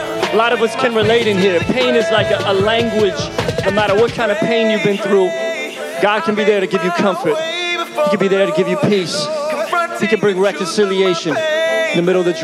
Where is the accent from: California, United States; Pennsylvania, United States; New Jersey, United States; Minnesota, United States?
Pennsylvania, United States; Philadelphia; moved away as an adult; now in Tampa, United States; I grew up in Philly originally.